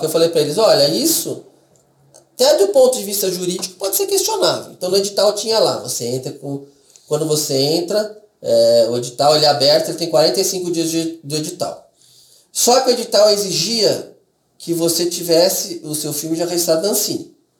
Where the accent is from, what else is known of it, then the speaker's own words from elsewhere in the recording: Brazil; eu sou descendente de, de, de estrangeiro, aí eu nasci no Brasil